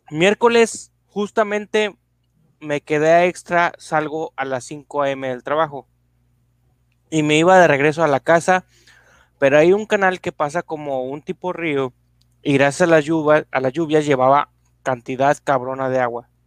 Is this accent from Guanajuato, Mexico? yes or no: yes; Dolores Hidalgo, Guanajuato, Mexico; de Dolores, y la, de Dolores Hidalgo.